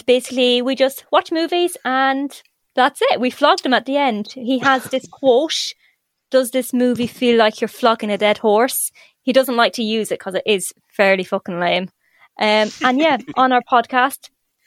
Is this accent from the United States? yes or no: no; Leitrim, Connacht, Ireland; I'm actually from Leitrim, which is about 2.5 hours away from the other side